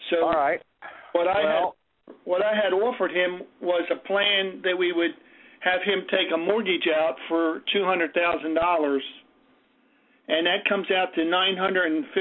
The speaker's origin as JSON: {"language": "English", "town": "Atlantic City", "region": "New Jersey", "country": "United States", "said": "I'm from Atlantic City, New Jersey."}